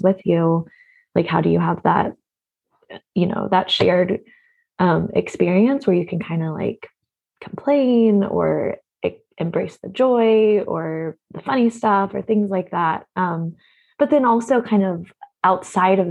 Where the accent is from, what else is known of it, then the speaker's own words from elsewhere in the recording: Oklahoma, United States; moved away as an adult; now in Portland, United States; I grew up in Oklahoma